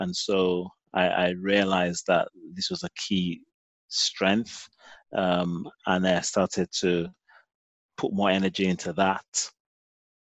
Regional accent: Nigeria; moved away as an adult; now in London, United Kingdom; I'm Nigerian

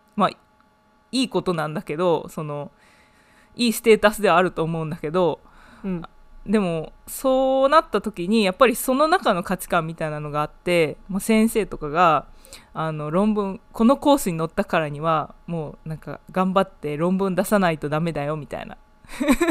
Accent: Japan; now in United Kingdom; 日本生まれ、イギリスの大学で勉強している

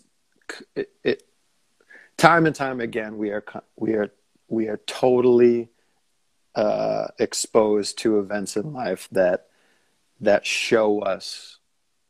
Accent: Minneapolis, Minnesota, United States; moved away as an adult; also born or lived in Seattle; now in Maine, United States; I grew up in Minneapolis

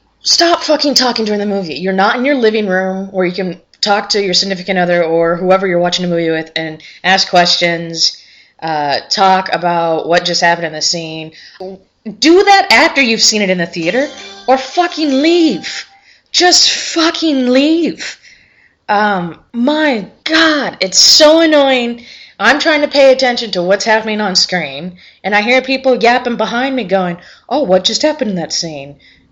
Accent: Prescott, Arizona, United States; I actually was born and raised in Prescott, Arizona

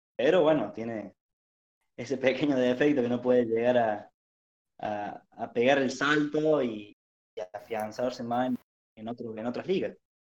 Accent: Arroyito, Córdoba, Argentina; Soy de Córdoba, precisamente de, Arroyito, una localidad del interior.

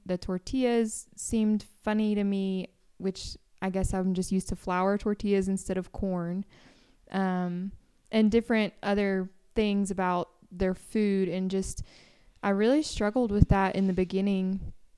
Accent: Tennessee, United States; moved away as an adult; I'm from Tennessee

